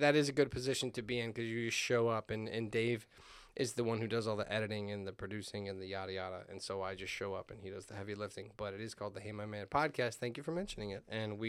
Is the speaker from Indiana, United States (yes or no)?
yes; Hammond, Indiana, United States; now in Munster, United States; but I grew up in Hammond. I was raised in Hammond. I live in Munster now